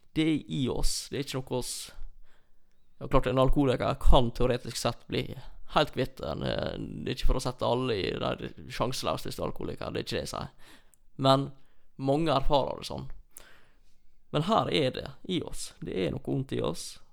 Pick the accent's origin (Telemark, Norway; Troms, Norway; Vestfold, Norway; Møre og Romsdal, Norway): Troms, Norway; near Olsvika; når jeg vokste opp så på Y-a